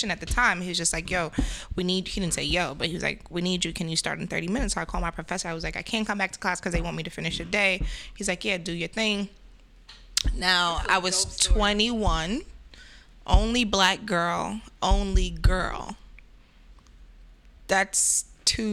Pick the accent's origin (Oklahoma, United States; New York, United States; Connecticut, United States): New York, United States; New York City; also born or lived in Crown Heights / Bed-Stuy; I'm Jamaican. I was raised in Flatbush.